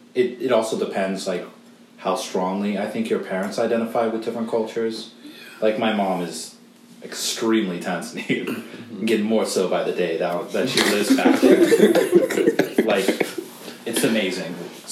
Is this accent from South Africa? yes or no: yes; South Africa; also born or lived in United States; now in Silver Spring, United States; well, I grew up in South Africa, but I was born in America.